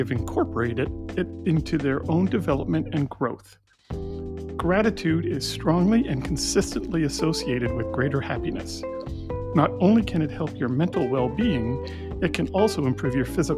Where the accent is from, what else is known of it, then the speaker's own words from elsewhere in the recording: Montreal, Quebec, Canada; being a guy from Montreal